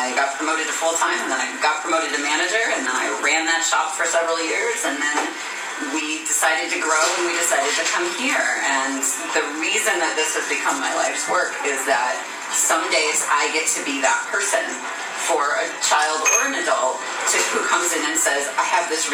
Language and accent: English; St. Louis, Missouri, United States; I grew up in St. Louis, in the suburbs of St. Louis, Missouri.